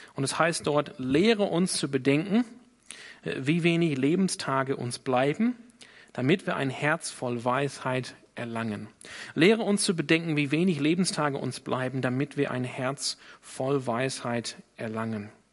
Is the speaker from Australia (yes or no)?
yes; Sydney, New South Wales, Australia; German is a second language; now in Germany; ich komme aus Sydney in Australien.